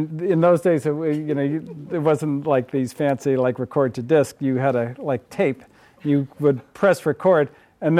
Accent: Berkeley, California, United States; I grew up in the People's Republic of Berkeley, right across the way there

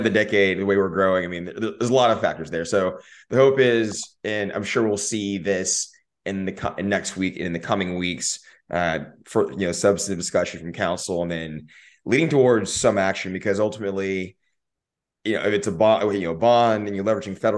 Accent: Austin, Texas, United States; I lived I grew up in South Austin in the, in the four five

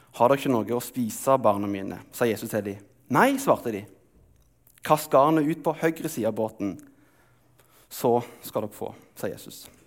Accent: Telemark, Norway; moved away; Jeg er oppvokst i Telemark, og der er det ikke sjø, men det er fiskevann.

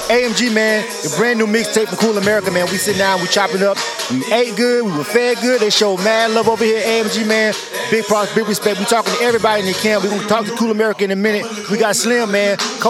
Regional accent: North Florida, United States; I'm from North Florida

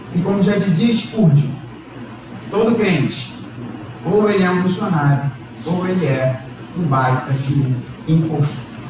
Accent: Brazil; Nós somos brasileiros

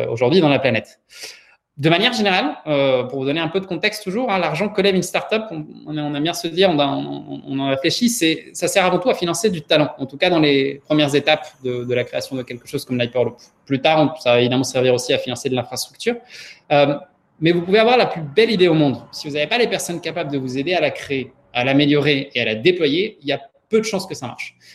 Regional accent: Paris, Île-de-France, France; also born or lived in Prague, Czechia / Santiago, Chile; je suis né à Prague, euh, d'une mère pianiste et d'un activiste politique. J'ai passé mon enfance au Chili, euh, à Santiago, avant d'arriver à Paris, où j'ai grandi.

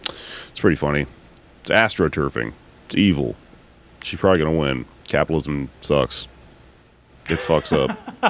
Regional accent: Houston, Texas, United States; Come on out if you're in Houston, in my hometown.

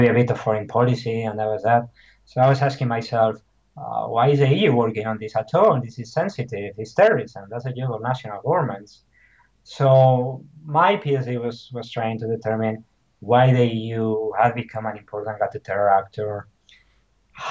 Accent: Basque Country, Spain; moved away; also born or lived in Nottingham; I'm originally from Basque Country

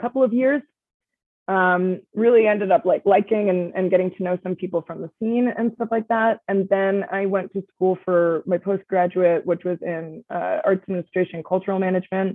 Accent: Ontario, Canada; also born or lived in Montreal; now in Toronto, Canada; I'm from Ontario originally

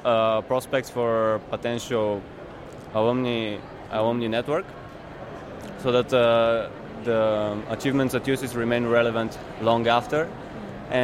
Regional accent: Bulgaria; I'm from Bulgaria

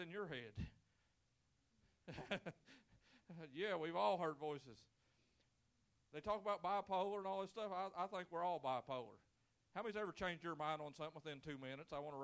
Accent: Brawley Creek, Lewis County, Kentucky, United States; I can remember growing up and growing up on Brawley Creek. It's where the best people of the citizens of Lewis County come from

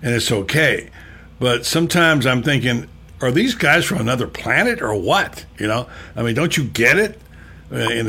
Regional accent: the South, United States; I'm a Southerner

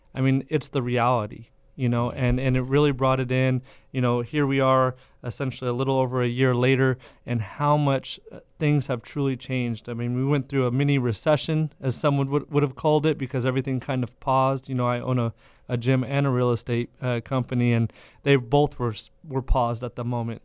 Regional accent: Madera, California, United States; I'm from Madera

